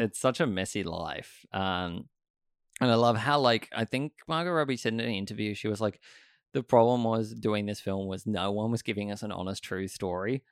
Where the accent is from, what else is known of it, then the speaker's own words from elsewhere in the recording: Sydney, New South Wales, Australia; I remember growing up here, and I grew up in Stanmore